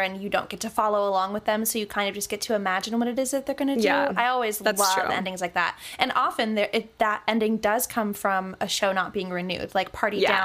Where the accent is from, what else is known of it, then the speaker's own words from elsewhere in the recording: Long Beach, California, United States; I was born in Long Beach, California. So my whole life has been here.